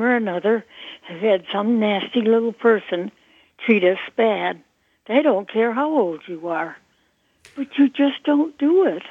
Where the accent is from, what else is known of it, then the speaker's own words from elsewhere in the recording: New England, United States; I'm from New England